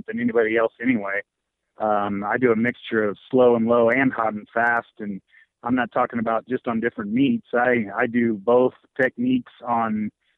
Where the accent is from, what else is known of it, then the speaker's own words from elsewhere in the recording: Murphysboro, Illinois, United States; Murfreesboro, Illinois. That's my hometown